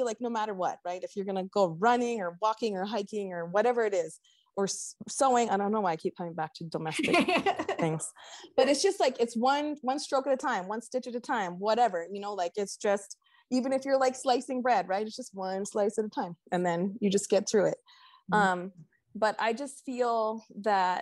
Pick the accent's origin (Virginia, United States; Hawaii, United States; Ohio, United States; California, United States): Hawaii, United States; being Hawaiian